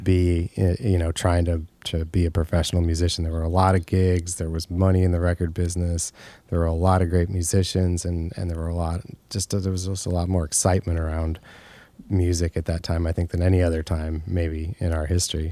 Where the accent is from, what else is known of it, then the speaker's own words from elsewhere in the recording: Monmouth, Illinois, United States; also born or lived in Macomb, Illinois; I grew up in Monmouth, Illinois, which is very close to there